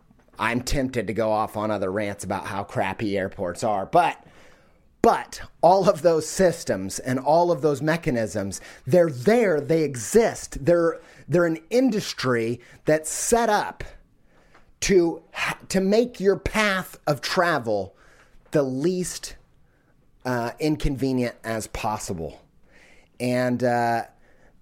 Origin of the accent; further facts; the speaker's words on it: United States; being an American